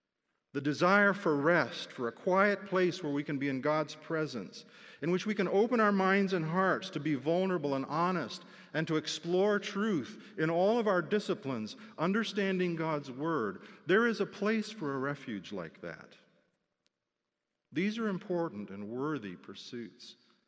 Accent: Philippines; I was very used to cross-cultural living, born and growing up in the Philippines.

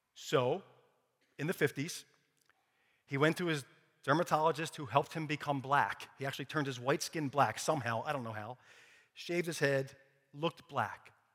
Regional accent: Philadelphia, Pennsylvania, United States; I grew up in Philadelphia, born and raised

